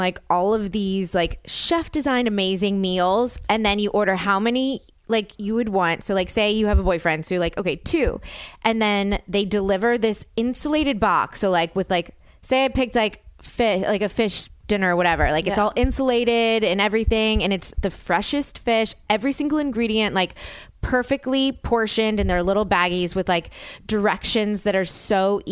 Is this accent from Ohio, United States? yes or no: no; New Orleans, Louisiana, United States; I'm from New Orleans